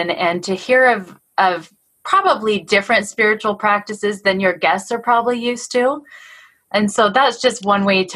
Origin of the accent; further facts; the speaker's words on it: Idaho, United States; I grew up in Idaho